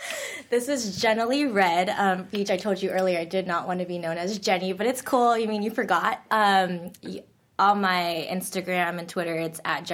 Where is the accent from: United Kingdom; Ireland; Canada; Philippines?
Philippines; Oh, and I'm not Korean. I'm Filipino.